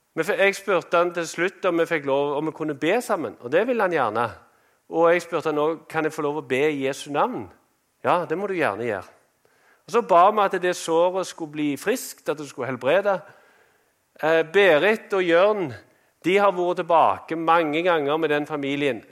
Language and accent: Norwegian; Norway; moved away as an adult; vi kom fra Norge